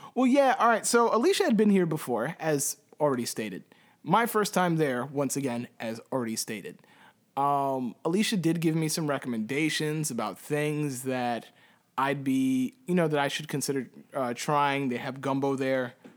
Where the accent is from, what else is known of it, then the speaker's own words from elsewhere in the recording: Puerto Rico; I can say the same thing as a Puerto Rican